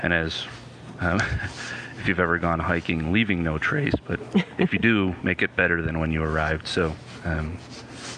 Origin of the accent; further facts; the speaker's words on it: East Coast, United States; now in Anchorage, United States; I'm a transplant from the East Coast